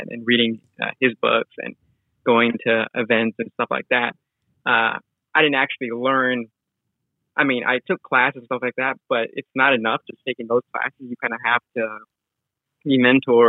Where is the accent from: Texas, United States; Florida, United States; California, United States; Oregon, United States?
California, United States; Los Angeles; I'm originally from Los Angeles, and I had no clue what wholesaling or real estate was growing up.